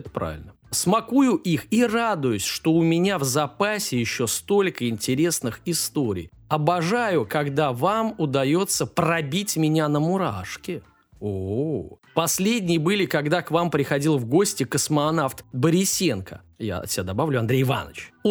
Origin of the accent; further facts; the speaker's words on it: Ukraine; так как я из Украины